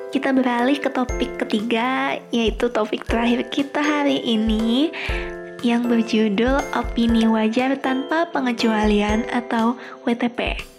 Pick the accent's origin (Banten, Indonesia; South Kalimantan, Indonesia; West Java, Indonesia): South Kalimantan, Indonesia; Tanah Laut; saya mengambil Kabupaten Tanah Laut, kabupaten saya sendiri yang berada di Kalimat di Provinsi Kalimantan Selatan.